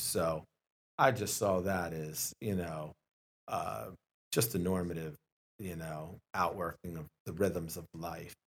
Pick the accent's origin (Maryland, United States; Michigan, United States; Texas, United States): Maryland, United States; Glen Burnie; I'm born and raised in Glen Burnie